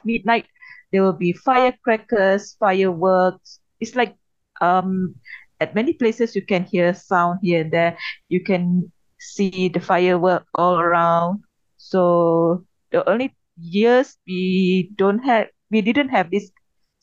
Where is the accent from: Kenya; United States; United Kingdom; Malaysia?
Malaysia; I'm from Malaysia, so we celebrate New Year on the January 1st.